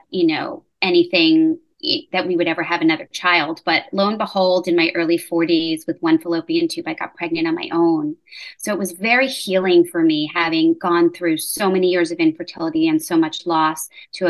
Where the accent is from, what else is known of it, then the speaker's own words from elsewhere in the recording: New York, United States; moved away as an adult; now in Charlotte, United States; I'm originally born and bred in New York, but living down now in South Charlotte